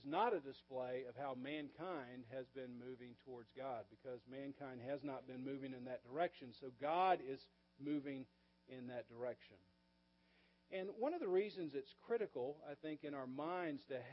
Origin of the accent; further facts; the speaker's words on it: the South, United States; I grew up in the South and I went to relatively small churches as a kid.